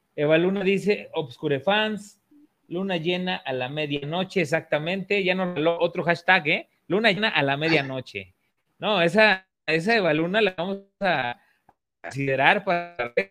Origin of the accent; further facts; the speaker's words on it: Mexico; tenemos como mexicanos